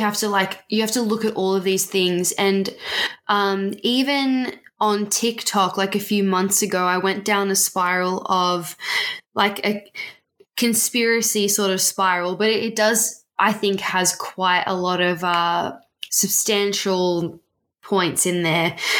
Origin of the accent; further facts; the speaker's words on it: Australia; we're Australian